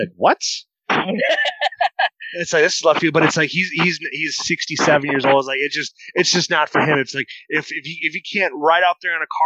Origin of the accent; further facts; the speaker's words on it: Northern Iowa, United States; now in Wisconsin, United States; when I grew up in Northern Iowa, I lived down on a farm until 97